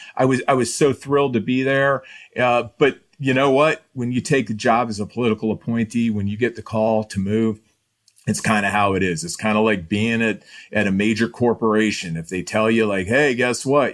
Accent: Iowa, United States; I'm from Iowa

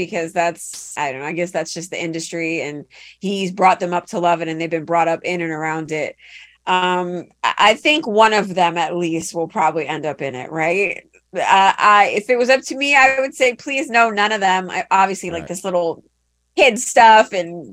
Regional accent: New York City, New York, United States; moved away as an adult; I was like born and raised in New York, Queens, New York, like a bodega downstairs, a Chinese place across the street

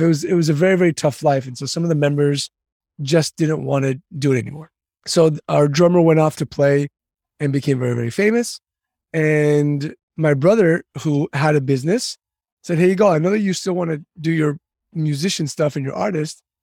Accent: San Diego, California, United States; also born or lived in Istanbul, Turkey; I was born in Istanbul, Turkey, moved to San Diego when I was about two years old and grew up here

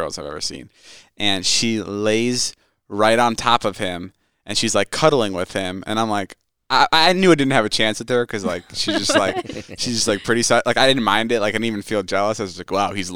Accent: Midwest, United States; born or raised there

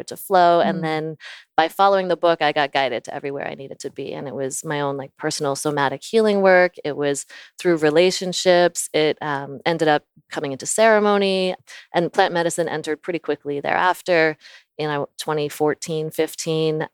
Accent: Virginia, United States; also born or lived in Florida; I was born in Florida. I lived in Virginia for most of my life.

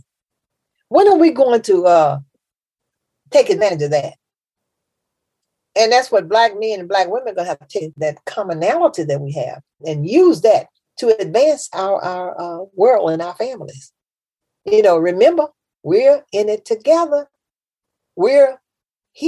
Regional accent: Memphis, Tennessee, United States; I'm from Memphis. That's the South

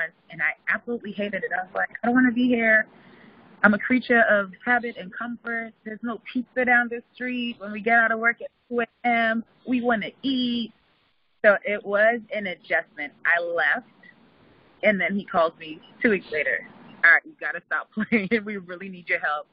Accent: St. Lucia; moved away as an adult; now in New York, United States; when I moved to New York from St. Lucia, I'm originally from St. Lucia. I moved to New York for college

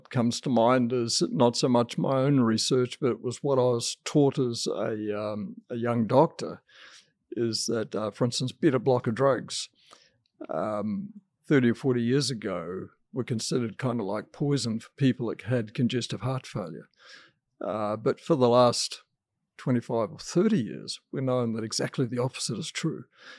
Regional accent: New Zealand; I was brought up a vegetarian in New Zealand

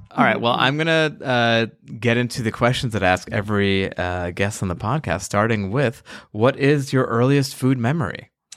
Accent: New York, United States; As a New Yorker

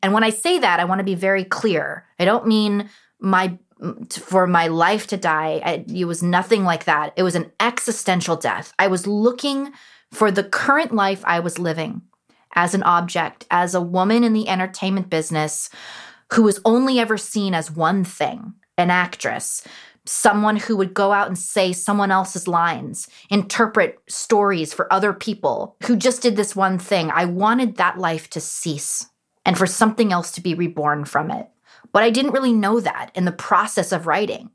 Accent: Los Angeles, California, United States; born and raised in Los Angeles, who's a third generation from Los Angeles

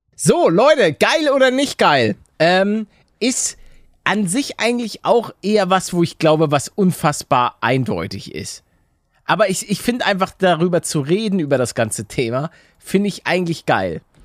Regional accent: Hamburg, Germany; moved away; als Hamburger

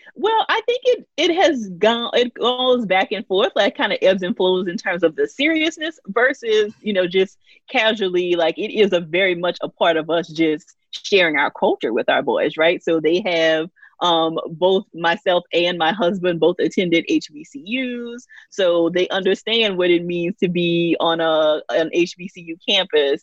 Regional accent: Louisiana, United States; I grew up in Louisiana, a very small town

